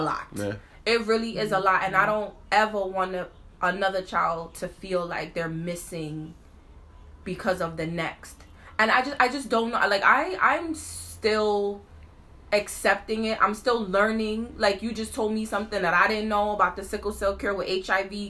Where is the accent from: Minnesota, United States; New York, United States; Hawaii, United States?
New York, United States; New York City; we from Brooklyn